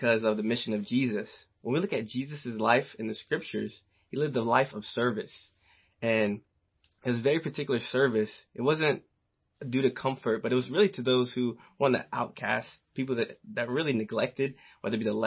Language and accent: English; the South, United States; growing up in the South, playing football